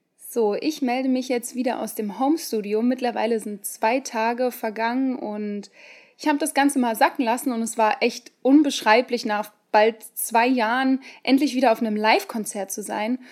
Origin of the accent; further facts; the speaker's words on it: Saxony-Anhalt, Germany; now in Mannheim, Germany; Ursprünglich komme ich eigentlich aus Sachsen-Anhalt